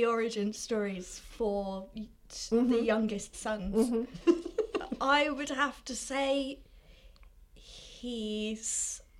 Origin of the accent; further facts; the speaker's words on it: London, United Kingdom; I'm from London.